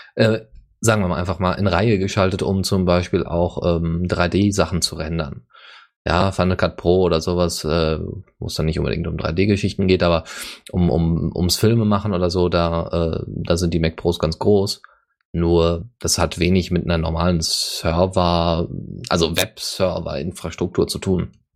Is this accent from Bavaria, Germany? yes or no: yes; Bavaria, Germany; bei uns in Bayern